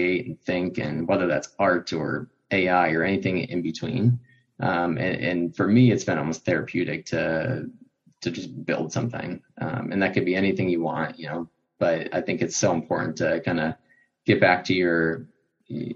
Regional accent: Chicago, Illinois, United States; growing up in Chicago

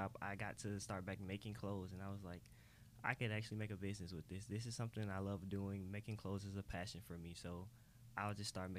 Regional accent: Atlanta, Georgia, United States; I was born in South Fulton, Atlanta, pretty much on Cleveland Avenue.

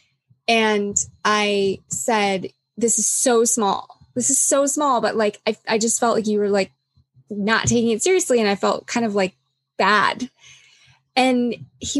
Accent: U.S. Virgin Islands; I was born on St. Thomas in the U.S. Virgin Islands, and we had hurricanes. That was part of my life growing up

